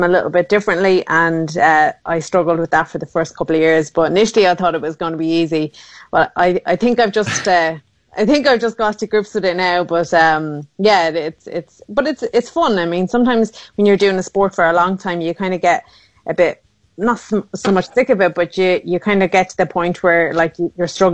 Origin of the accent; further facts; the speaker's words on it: Sligo, Connacht, Ireland; where I grew up in Sligo town